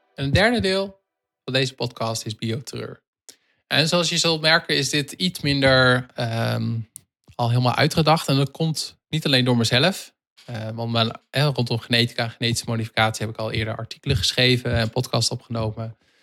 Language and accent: Dutch; Netherlands; wij als Nederlanders